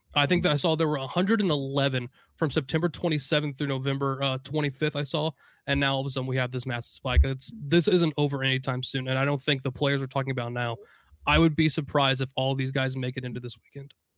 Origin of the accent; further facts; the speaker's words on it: Indiana, United States; I'm from Indiana. I can't pronunciate anything